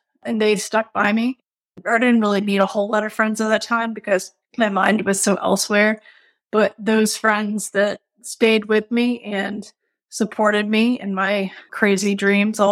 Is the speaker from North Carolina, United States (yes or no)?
no; Richmond, Virginia, United States; Richmond, my hometown